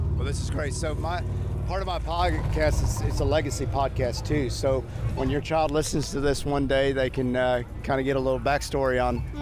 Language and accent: English; Houston, Texas, United States; I'm from Houston